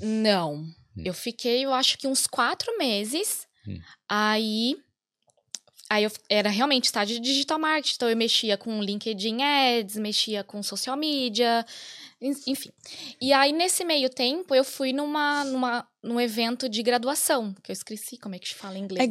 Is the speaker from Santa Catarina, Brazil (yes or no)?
no; São Paulo, Brazil; moved away as an adult; now in Ireland; a gente é de São Paulo